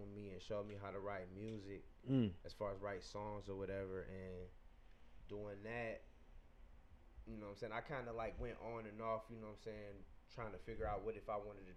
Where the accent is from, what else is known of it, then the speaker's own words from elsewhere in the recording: Detroit, Michigan, United States; moved away as an adult; now in Pittsburgh, United States; I'm from Detroit, by the way, but I've been out here in Pittsburgh, you know, for 5 years